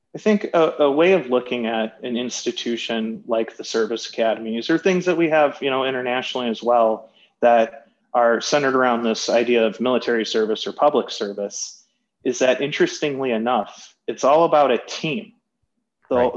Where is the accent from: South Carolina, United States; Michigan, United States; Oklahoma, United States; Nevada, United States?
Michigan, United States; Birmingham; growing up in Birmingham, Michigan, I played football